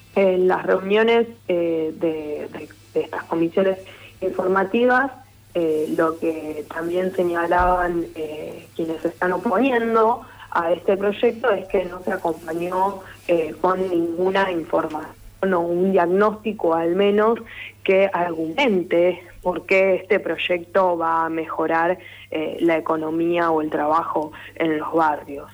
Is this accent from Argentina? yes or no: yes; Lanús, Buenos Aires Province, Argentina; yo soy oriunda de Lanús, vivo en Lanús